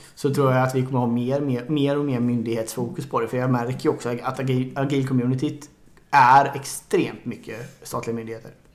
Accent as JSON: {"language": "Swedish", "country": "Sweden", "said": "som svensk"}